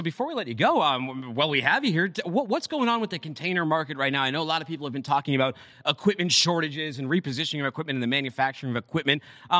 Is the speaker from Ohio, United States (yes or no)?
no; Boston, Massachusetts, United States; Boston guy myself.